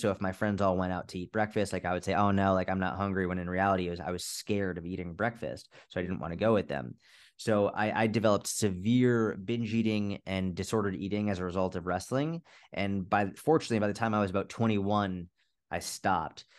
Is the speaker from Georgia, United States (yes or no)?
no; just outside Boston, Massachusetts, United States; also born or lived in Middle East; I grew up just outside Boston, Massachusetts